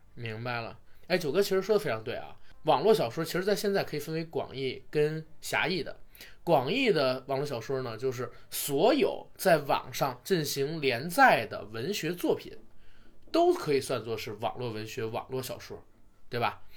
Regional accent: Beijing, China; 我是北京的

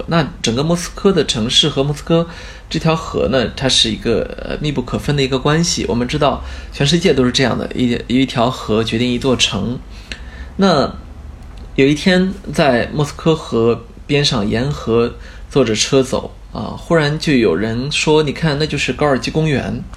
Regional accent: China; also born or lived in Beijing; 作为一个中国人

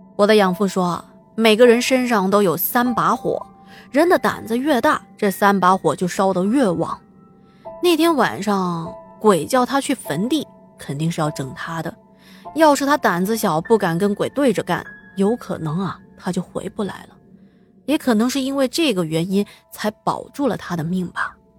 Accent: Chengdu, Sichuan, China; 我的老家在成都，在我们那边啊，除了火锅店，还有一个地方也是深受老百姓们的喜欢，那就是茶馆了

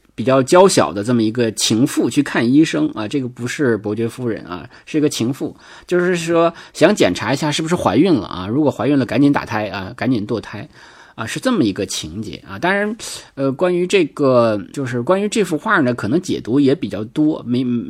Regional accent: Northeast China, China; accent: Northeastern dialect; 就就我们东北话讲

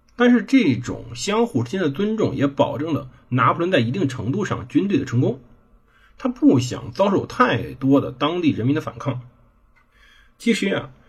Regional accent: China; 我们就是中国人

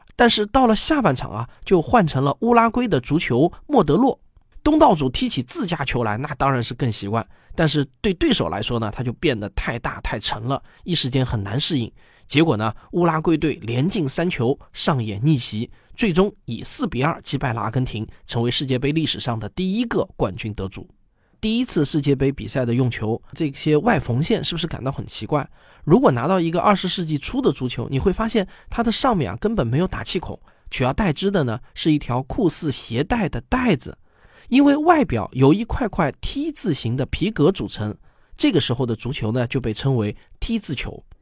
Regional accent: China; 但是我们中国人都知道

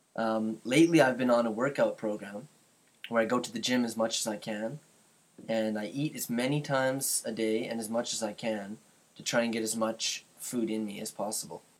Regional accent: Canada; I'm from Canada

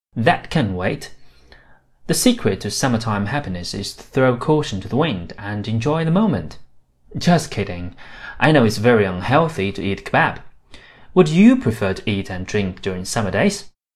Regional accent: Shanxi, China; in my hometown, Shanxi

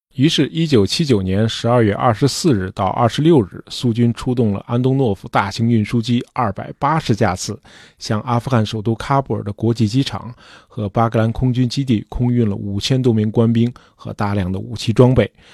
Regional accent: China; 在我们中国人看来

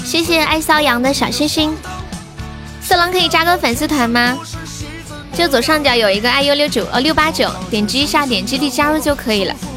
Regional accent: Sichuan, China; accent: Sichuanese; 用我们四川话来说

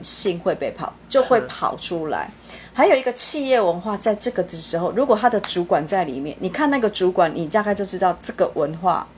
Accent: Taiwan; 我们台湾人真的很聪明哦

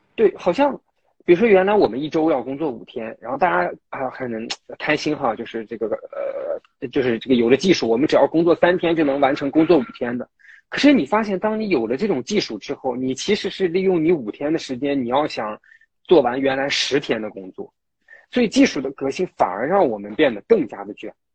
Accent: Taiyuan, Shanxi, China; moved away; 我家是太原的

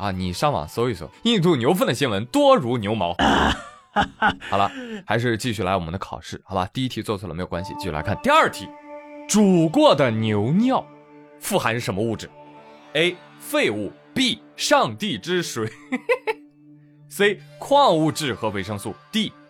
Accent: China; 我觉得谁也比不了我们中国人

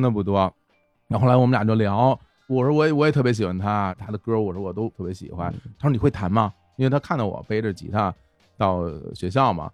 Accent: Beijing, China; 从哪儿来的来自北京

